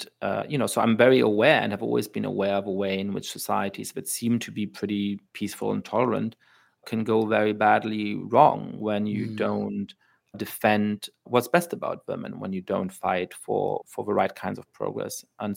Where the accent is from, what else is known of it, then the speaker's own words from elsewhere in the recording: Germany; I grew up in Germany.